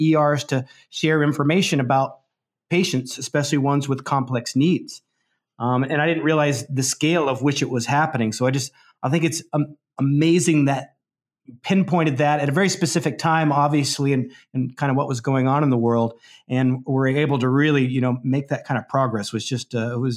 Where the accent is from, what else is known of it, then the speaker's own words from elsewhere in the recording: Spokane, Washington, United States; the hospital I was born in Spokane